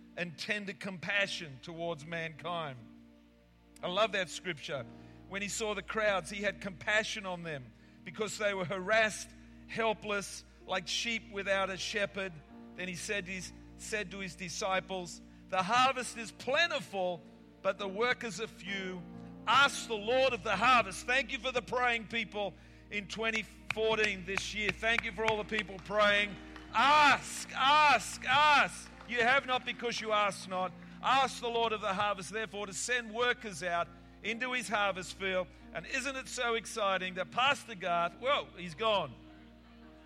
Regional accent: England, United Kingdom

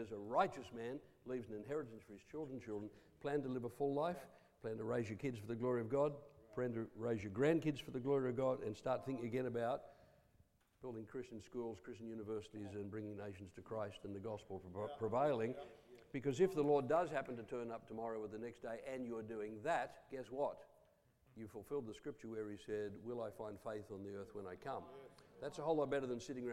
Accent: Coffs Harbour, New South Wales, Australia; also born or lived in Taree / Papua New Guinea; now in Rockhampton, Australia; born in Taree, half my growing up in Coffs Harbour.

